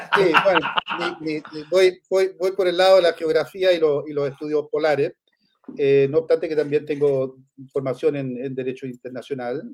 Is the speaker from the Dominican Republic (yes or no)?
no; Chile